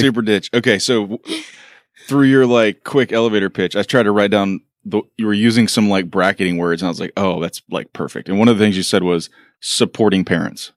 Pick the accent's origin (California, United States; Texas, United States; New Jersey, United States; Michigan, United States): Texas, United States; Beaumont; Beaumont, but sorry, it's a little tiny town